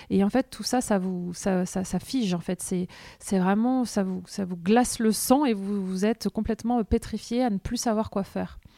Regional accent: Caen, Normandy, France; Hello Sandra … je viens de Caen, je suis graphiste illustratrice.

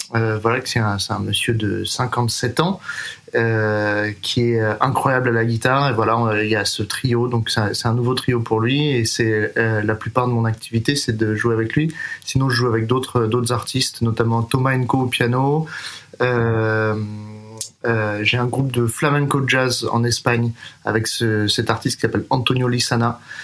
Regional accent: Paris, Île-de-France, France; moved away as an adult; also born or lived in Boston, United States / New York, United States; Je suis né et j'ai grandi à Paris

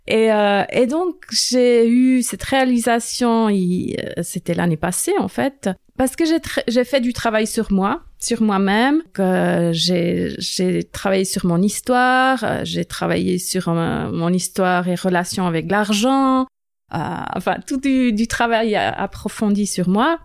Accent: Bern, Switzerland; French is a second language; moved away as an adult; now in Lausanne, Switzerland; je suis née à Berne, grandi à Berne

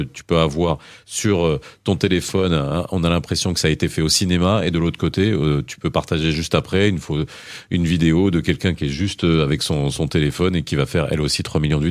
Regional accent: France; also born or lived in Morocco; j'ai grandi en France

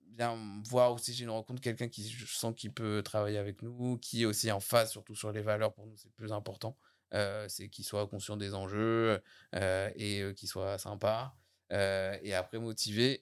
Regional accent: Saint-Contest, Normandy, France; je suis de Saint-Comté

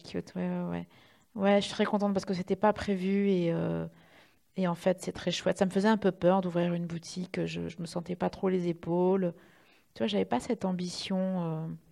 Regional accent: Reims, Grand Est, France

